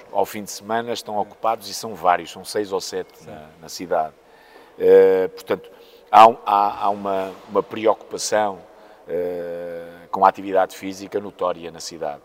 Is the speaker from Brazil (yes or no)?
no; Póvoa de Varzim, Norte, Portugal; also born or lived in Maputo (Lourenço Marques), Mozambique; eu sou moçambicano, vim para, para a Póvoa uh, com cerca de oito anos